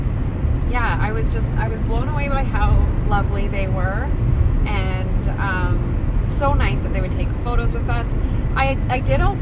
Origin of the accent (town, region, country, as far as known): St. Thomas, Ontario, Canada